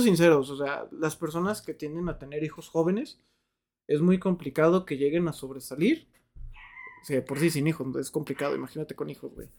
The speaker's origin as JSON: {"language": "Spanish", "country": "Mexico", "said": "los mexicanos no somos así despectivos"}